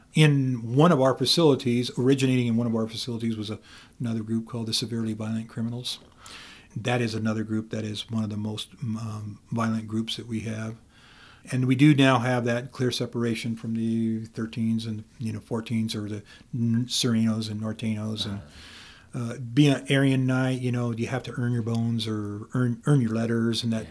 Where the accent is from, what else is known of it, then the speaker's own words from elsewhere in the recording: Camas County, Idaho, United States; I'm from Camas County, uh-huh. and right there at E Block